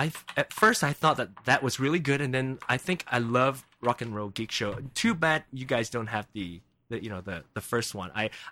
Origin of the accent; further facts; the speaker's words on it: Penang, Malaysia; accent: Penang Hokkien; English is a second language; moved away as an adult; now in Kansas City, United States; there's one called Penang, which is my hometown.